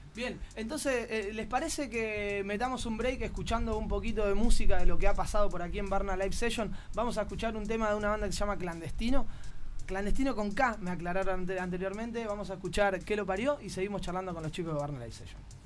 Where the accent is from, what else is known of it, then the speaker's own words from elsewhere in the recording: Argentina; now in Barcelona, Spain; a uno como argentino